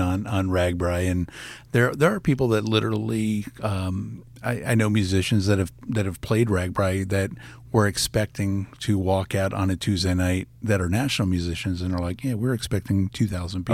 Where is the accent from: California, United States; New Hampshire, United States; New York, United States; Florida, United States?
Florida, United States; Fort Lauderdale; moved away as an adult; also born or lived in Gainesville, Florida; now in Iowa, United States; I grew up in Fort Lauderdale